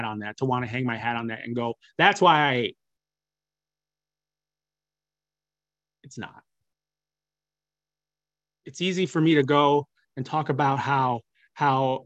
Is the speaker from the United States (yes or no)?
yes; Midwest, United States; I'm from the Midwest